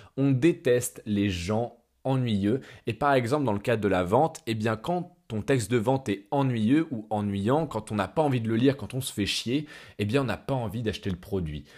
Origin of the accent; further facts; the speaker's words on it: France; en tant que Français